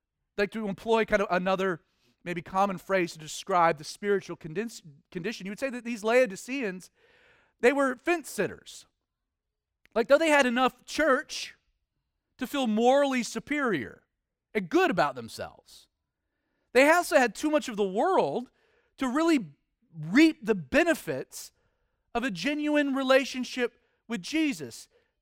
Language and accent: English; the South, United States; You know, I'm a Southerner, which makes me a Christian.